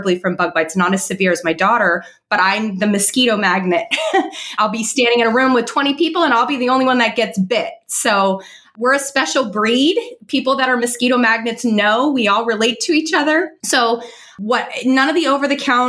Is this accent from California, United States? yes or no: yes; California, United States; moved away as an adult; now in South Florida, United States; I grew up in California